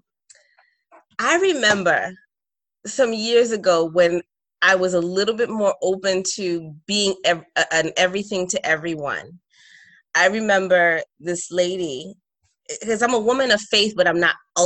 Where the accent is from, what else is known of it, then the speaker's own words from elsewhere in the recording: New York City, New York, United States; moved away as an adult; also born or lived in Trinidad and Tobago; now in North Carolina, United States; although I'm Trinidadian, I grew up in Brooklyn.